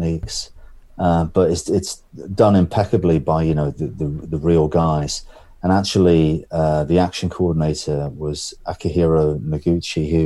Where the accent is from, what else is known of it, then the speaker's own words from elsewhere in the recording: Birmingham, West Midlands, United Kingdom; I'm from Birmingham